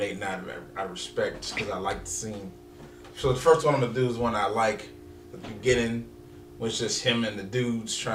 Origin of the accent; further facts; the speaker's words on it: East Coast, United States; we're East Coast people.